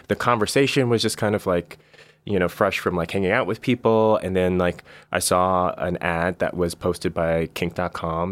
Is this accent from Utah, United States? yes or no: no; Bay Area, California, United States; I'm, I'm from the Bay Area originally